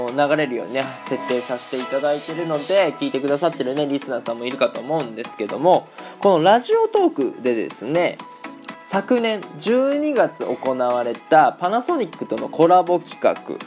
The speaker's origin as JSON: {"language": "Japanese", "country": "Japan", "tie": "born or raised there", "moved": "as an adult", "lives_now": "Germany"}